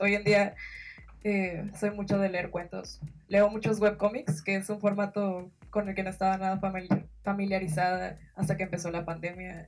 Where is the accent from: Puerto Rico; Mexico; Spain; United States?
Mexico; Sinaloa; yo soy de México, en Sinaloa, que es prácticamente un poquito más abajo del norte